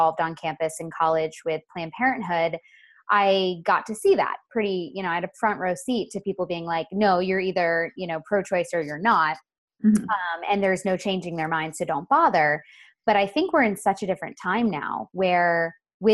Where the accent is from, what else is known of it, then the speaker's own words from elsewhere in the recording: Sebastian, Florida, United States; now in Los Angeles, United States; I'm from Sebastian